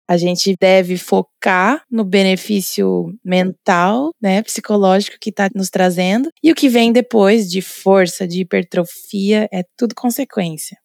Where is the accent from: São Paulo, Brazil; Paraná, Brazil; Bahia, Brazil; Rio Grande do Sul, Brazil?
Paraná, Brazil; Londrina; moved away as an adult; also born or lived in Florianópolis, Brazil; A minha graduação foi na Universidade Estadual de Londrina, lá do norte do Paraná, minha cidade natal.